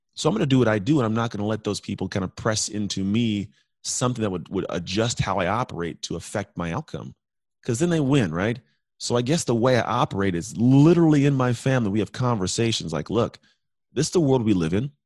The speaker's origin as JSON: {"language": "English", "country": "United States", "said": "I'm American"}